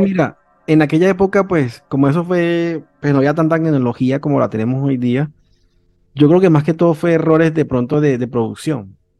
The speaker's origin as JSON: {"language": "Spanish", "country": "Venezuela", "said": "cuando en Venezuela pues éramos millonarios y no lo sabíamos"}